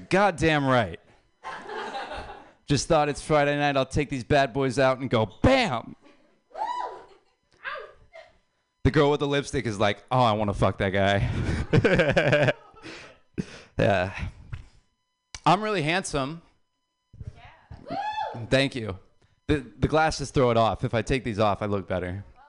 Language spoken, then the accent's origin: English; Ireland